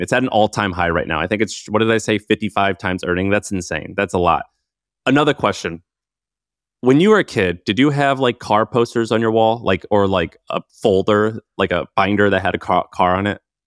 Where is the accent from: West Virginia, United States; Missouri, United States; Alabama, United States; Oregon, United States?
Missouri, United States; St. Louis; I grew up in Saint Louis.